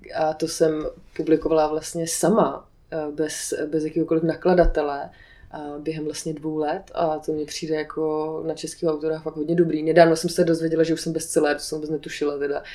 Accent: Aš, Karlovy Vary Region, Czechia; moved away; Já jsem původně z Aše

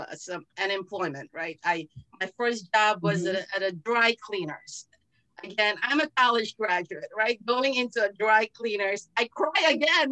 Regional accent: Philippines; moved away as an adult; now in Chicago, United States; I born and raised in the Philippines. I came here as an adult.

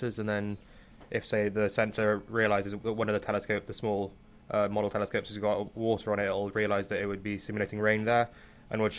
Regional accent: Cardiff, Wales, United Kingdom; moved away; also born or lived in Durham; I'm from Cardiff

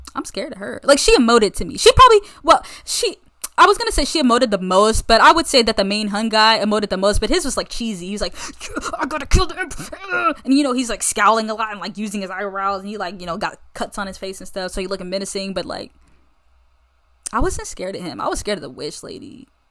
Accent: United States; I'm American as they come

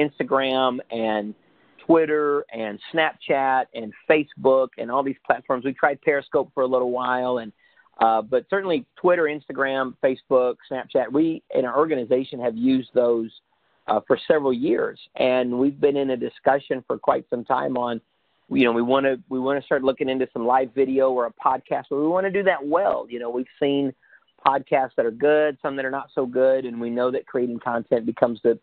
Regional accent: United States; now in Tampa, United States; I'm an American in my body, but I'm a Honduran in my heart

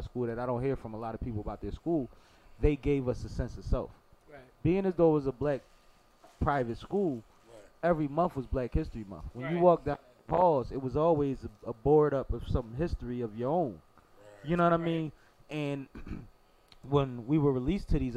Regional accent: Philadelphia, Pennsylvania, United States; I came from Mount Airy. My family was in West Philly.

